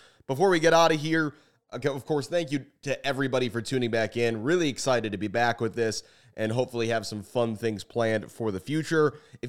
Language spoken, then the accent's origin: English; United States; As an American soccer fan